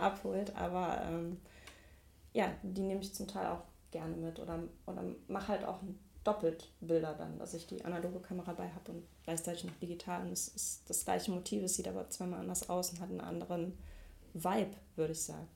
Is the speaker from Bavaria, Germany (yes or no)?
no; Mülheim an der Ruhr, North Rhine-Westphalia, Germany; moved away as an adult; now in Duisburg, Germany; Ich komme eigentlich aus Mülheim an der Ruhr